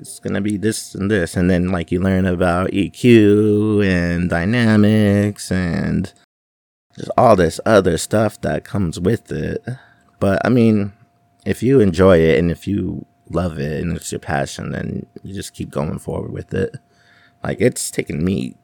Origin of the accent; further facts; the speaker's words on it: Salt Lake City, Utah, United States; now in Las Vegas, United States; I'm originally from Salt Lake